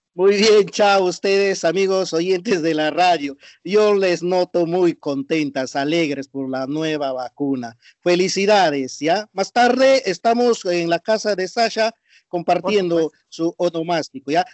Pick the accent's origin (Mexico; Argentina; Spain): Argentina; nuestro país Argentina